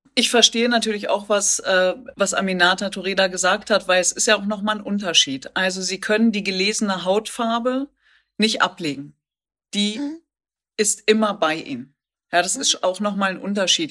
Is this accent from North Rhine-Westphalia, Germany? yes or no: yes; the Ruhr area, North Rhine-Westphalia, Germany; ich komme aus dem Pott